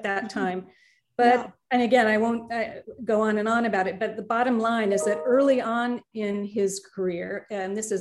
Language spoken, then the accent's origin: English; Maine, United States; growing up in Maine, we would tool around on Casco Bay on my father's tugboat